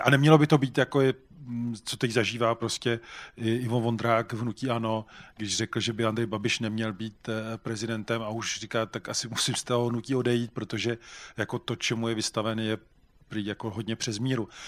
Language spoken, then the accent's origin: Czech; Czechia; jako Češi